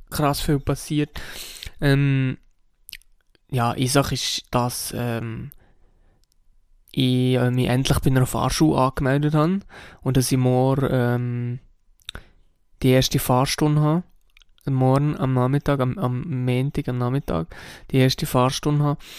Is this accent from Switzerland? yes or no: yes; Switzerland; Und das ist sicher nicht nur bei uns in der Schweiz so, sondern eigentlich auch in anderen Ländern so.